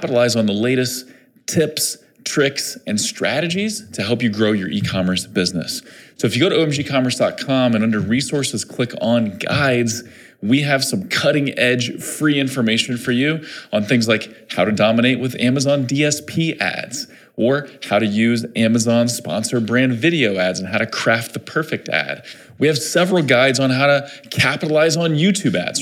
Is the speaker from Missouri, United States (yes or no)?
yes; Missouri, United States; my home state of Missouri